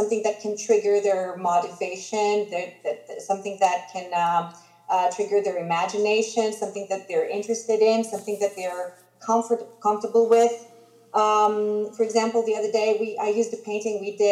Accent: Greece; first language Greek; English is a second language; I am Greek

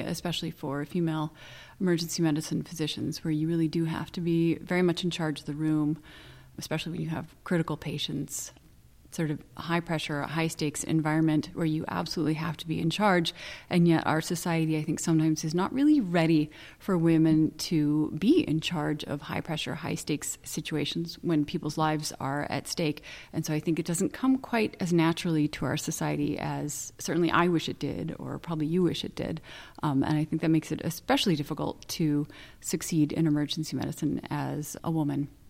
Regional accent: Santa Barbara, California, United States; I was born in Cottage Hospital

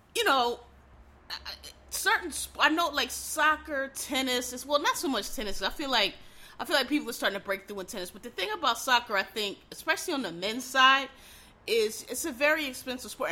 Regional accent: Philadelphia, Pennsylvania, United States; I was from Philly.

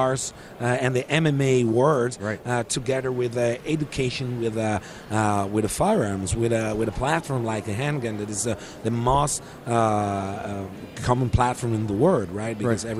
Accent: Italy; born there; also born or lived in Africa; So my story is a simple story. I was born in Italy, and I grew up in Africa.

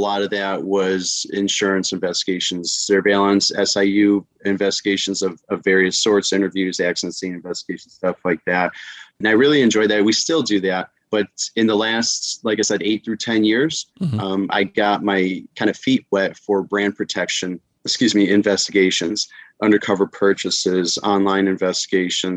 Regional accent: Chicago, Illinois, United States; moved away as an adult; now in Florida, United States; I was born and raised in Chicago. Here, I'm now in Florida.

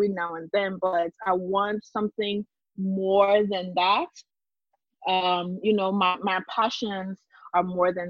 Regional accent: Liberia; also born or lived in Monrovia, Liberia / Nimba, Liberia; I grew up in Liberia, and I not only grew up in Liberia, but I grew up between Monrovia and Nimba.

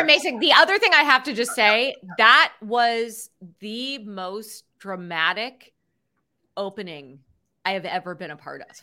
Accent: Cupertino, California, United States; I grew up in Cupertino in the, in California where Apple's headquartered in the, in the seventies and eighties

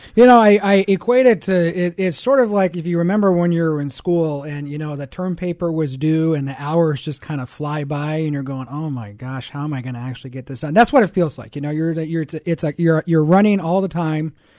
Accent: Seattle, Washington, United States; moved away as an adult; I grew up in Seattle

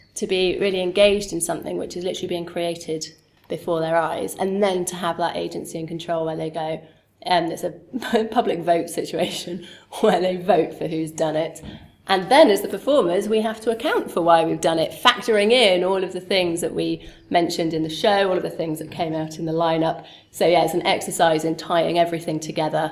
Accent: Sheffield, Yorkshire and the Humber, United Kingdom; moved away; also born or lived in London; I'm from Sheffield, grew up in Sheffield

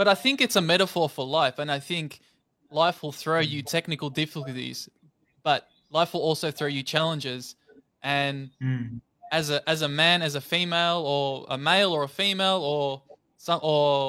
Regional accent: Melbourne, Victoria, Australia; I'm from Melbourne, Australia

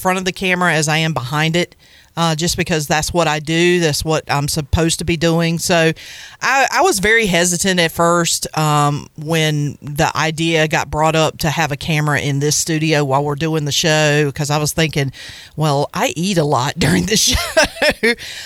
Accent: Farmville, North Carolina, United States; also born or lived in Stokes, North Carolina / Wilson, North Carolina; I was born in Pitt County, actually in a little town called Stokes, and then I grew up in Farmville

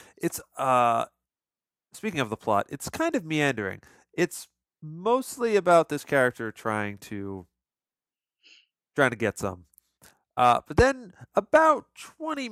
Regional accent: United States; growing up in America in the 90s

